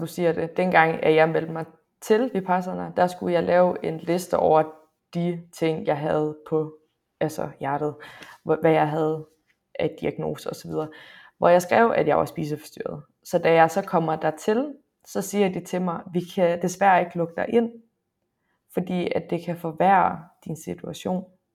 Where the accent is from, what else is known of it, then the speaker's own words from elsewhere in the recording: Frederikshavn, North Denmark Region, Denmark; jeg er fra Nordjylland, jeg er fra Frederikshavn